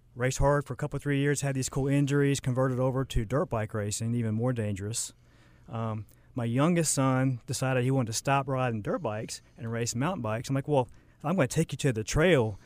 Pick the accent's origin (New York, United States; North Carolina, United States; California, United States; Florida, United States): North Carolina, United States; Charlotte; also born or lived in Lake Norman; I kinda grew up in Charlotte, um, moved around a little bit, grew up, went to high school, Lake Norman